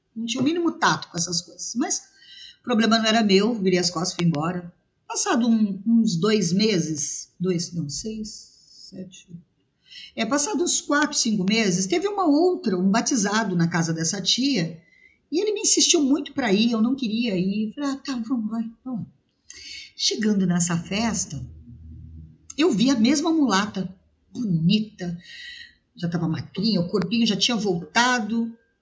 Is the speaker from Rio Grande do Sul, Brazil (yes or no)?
no; São Paulo, Brazil; also born or lived in Rio de Janeiro; now in Guaratinguetá, Brazil; Morei, nasci de São Paulo, é, saí de São Paulo, fui morar no Rio de Janeiro, morei no Rio de Janeiro oito anos